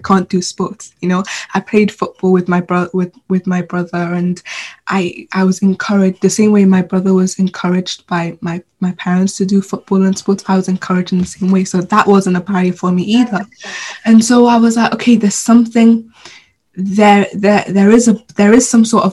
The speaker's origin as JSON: {"language": "English", "country": "Sudan", "moved": "yes", "lives_now": "Swansea, United Kingdom", "said": "I'm originally from Sudan, so I went back home"}